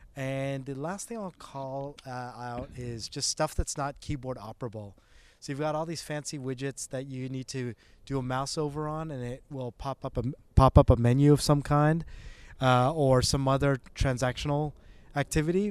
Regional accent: Canada; moved away as an adult; also born or lived in Toronto; now in Bay Area, United States; I am Canadian.

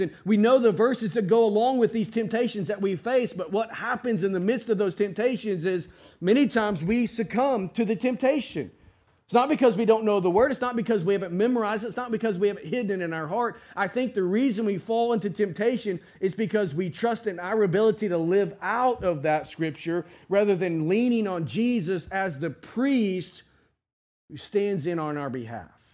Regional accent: United States; as American Christians

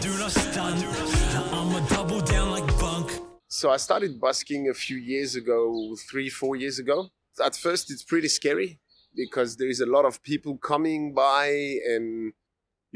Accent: Paris, Île-de-France, France; moved away as an adult; also born or lived in Melbourne, Australia; now in Australia; I come from France. I come from Paris.

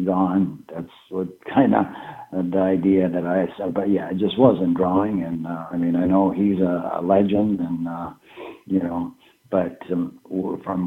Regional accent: Canada; moved away; myself being a Canadian citizen

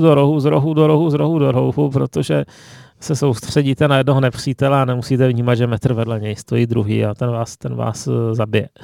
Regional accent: Ostrava, Moravian-Silesian Region, Czechia; jsem z Ostravy

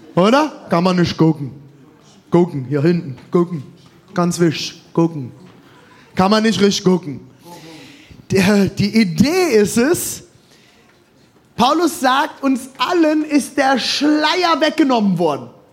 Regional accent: Germany; als Deutscher

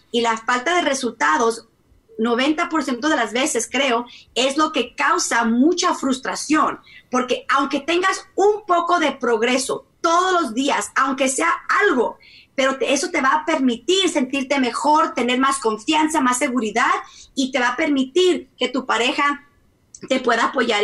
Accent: Mexico; yo soy mexicana, mexicana, mexicana

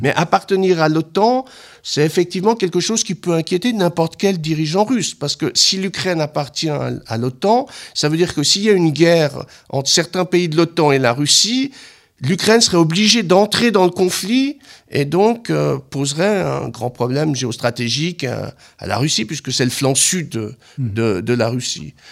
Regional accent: Switzerland; en tant que Suisse

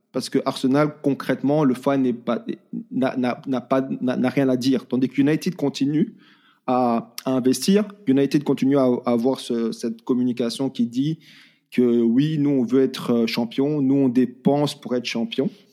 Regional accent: Belgium; En tant que Belge

